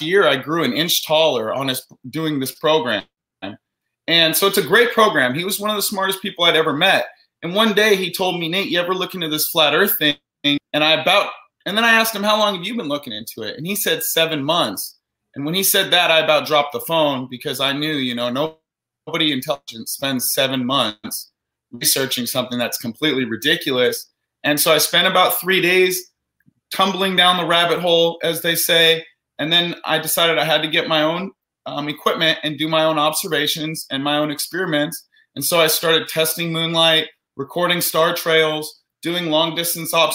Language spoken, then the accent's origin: English; Orange County, California, United States; I grew up in Orange County, California.